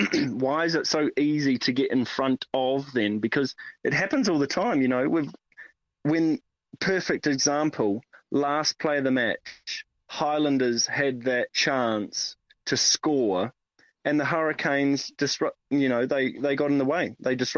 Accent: France; I'm from France, and I'm currently sat in a tiny bedroom after having a full day of skiing.

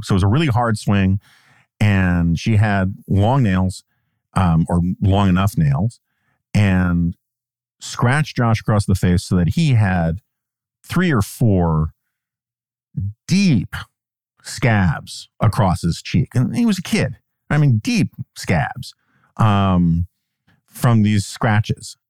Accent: New York, United States; moved away; I grew up in New York

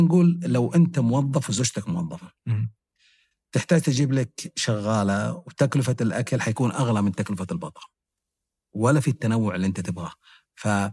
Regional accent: Mecca, Makkah Province, Saudi Arabia; أنا كنت عايش في مكة مع والديني

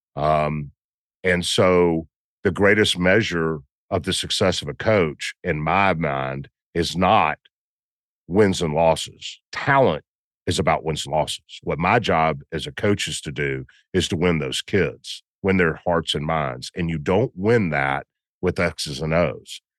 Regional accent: Memphis, Tennessee, United States; I'm from Memphis

